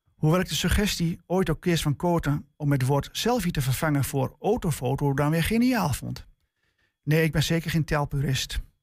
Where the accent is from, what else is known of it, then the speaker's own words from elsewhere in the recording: Twente, Overijssel, Netherlands; bij ons in Twente